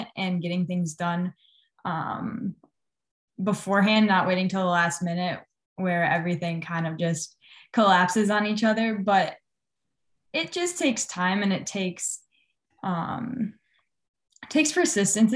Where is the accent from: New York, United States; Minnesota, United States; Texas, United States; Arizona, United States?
Minnesota, United States; Edina; I grew up in Edina, Minnesota, and I went to Edina High School